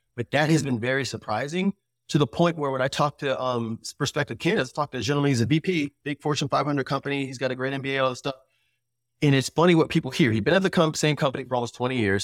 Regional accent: United States; we grew up in America

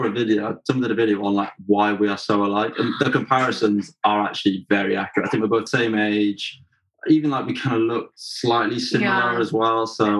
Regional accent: Welsh, Wales, United Kingdom; Just Welsh.

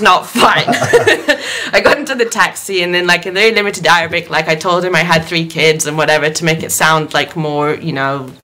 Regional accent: Rome, Lazio, Italy; moved away as an adult; also born or lived in United Kingdom; I grew up in Rome, which is a very quiet city where, you know, I'd walk home every night, you know, as a 16, 17, 18-year-old girl.

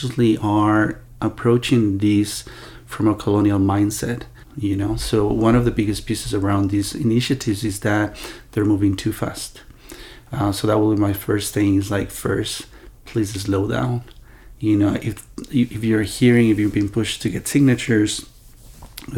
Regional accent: Ecuador; I was born in Ecuador from two mestizo parents

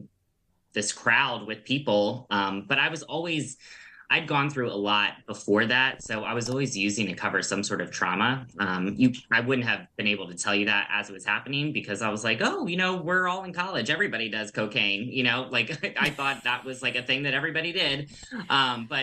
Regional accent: Bowie, Maryland, United States; I grew up in Bowie

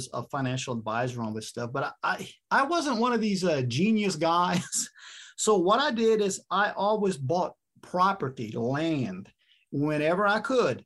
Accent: South Louisiana, United States; I'm from South Louisiana.

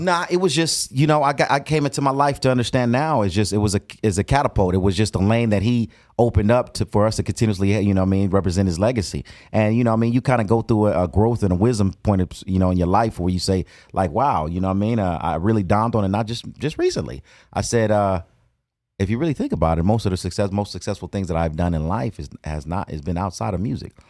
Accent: Compton, California, United States; born and raised in Compton.

